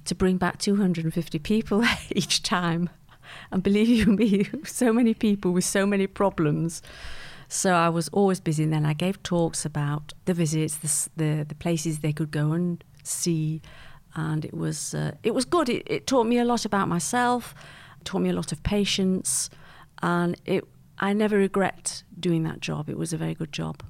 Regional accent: Manchester, North West England, United Kingdom; also born or lived in Geneva; now in London, United Kingdom; I grew up in, uh, Manchester. in a place called Malvern Grove

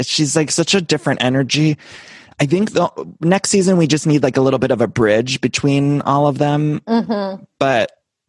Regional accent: Solon, Ohio, United States; It's like outside of Cleveland. It's Solon, Ohio.

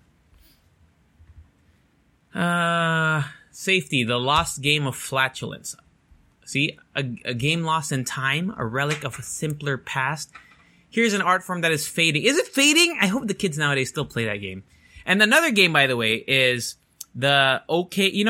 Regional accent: Japan; even though I went to international school in growing up in Japan, it was like American system.

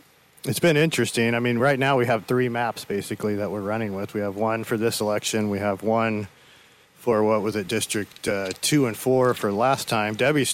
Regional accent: Paso Robles, California, United States; also born or lived in San Miguel; Paso Robles, so multi-generational family. We've been there since the 1800s. Technically, I guess it would be Paso Robles and San Miguel.

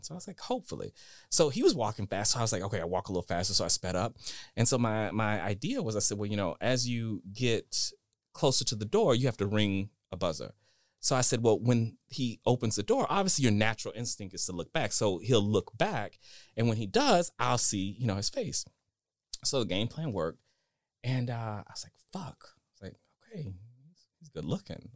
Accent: Dallas, Texas, United States; I'm from Texas, uh, Dallas

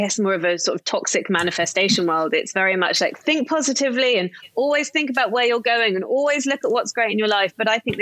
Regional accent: Somerset, South West England, United Kingdom; I grew up in the middle of Somerset in the UK.

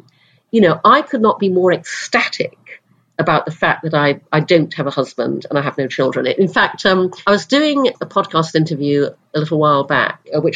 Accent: Brunei; moved away; also born or lived in United Kingdom; When I was six, we moved to Brunei in Borneo. So I grew up in Asia

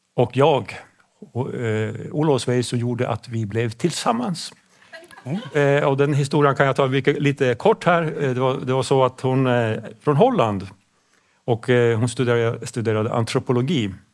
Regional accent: Pajala, Norrbotten County, Sweden; first language Swedish; vi ligger ju så, så långt norrut, det är så kallt

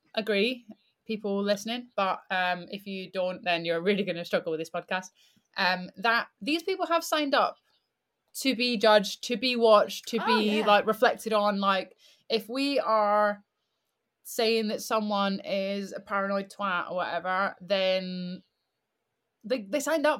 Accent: Scotland, United Kingdom; now in England; I am originally from Scotland, living in England.

